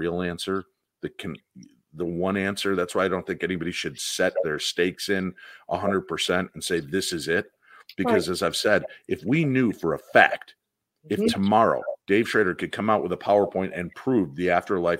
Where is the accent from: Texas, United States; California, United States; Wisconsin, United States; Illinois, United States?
Illinois, United States; Medinah; I grew up in Medina, Illinois, in this house that I loved with my mom and dad